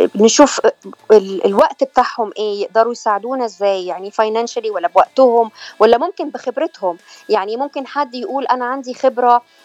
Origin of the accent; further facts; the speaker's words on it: Egypt; moved away as an adult; now in California, United States; انا من مصر